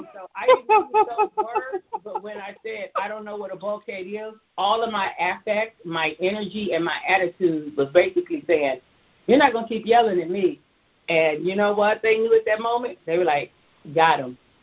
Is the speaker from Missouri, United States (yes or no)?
no; Tulsa, Oklahoma, United States; moved away as an adult; also born or lived in Atlanta; I hail from Tulsa, Oklahoma